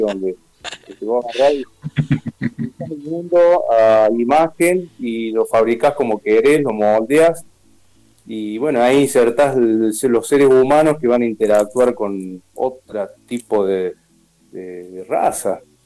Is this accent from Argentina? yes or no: yes; Río Tercero, Córdoba, Argentina; also born or lived in Río Cuarto; yo soy fui adoptado de, de, chiquito, por eso nací en Río Cuarto y, los dos años ya viví en Río Tercero